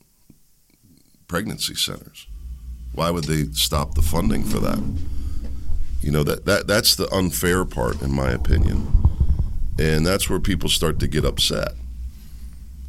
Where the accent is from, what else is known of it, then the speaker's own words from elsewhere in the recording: United States; I'm an American first